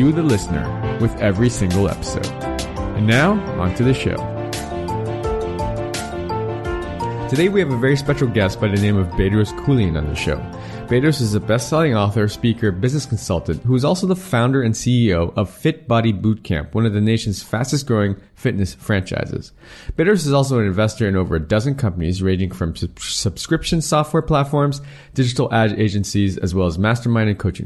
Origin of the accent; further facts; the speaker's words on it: United States; I'm American, but my father was a first generation immigrant as well from Korea